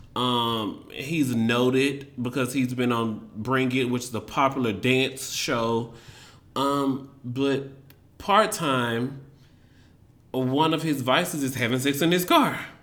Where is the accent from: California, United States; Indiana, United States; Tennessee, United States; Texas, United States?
Tennessee, United States; Memphis; moved away as an adult; now in Washington, D.C., United States; growing up in Memphis